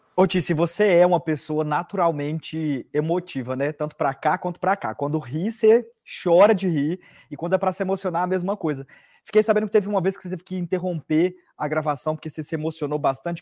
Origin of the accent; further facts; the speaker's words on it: Bahia, Brazil; eu sou da Bahia